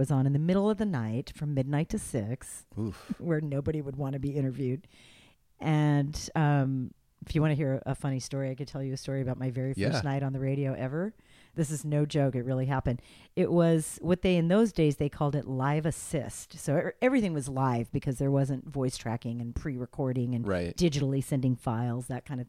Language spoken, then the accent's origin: English; Los Angeles, California, United States; moved away; also born or lived in Ventura, California; My hometown.